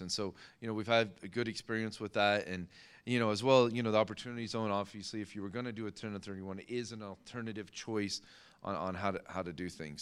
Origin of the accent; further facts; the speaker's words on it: United States; as an American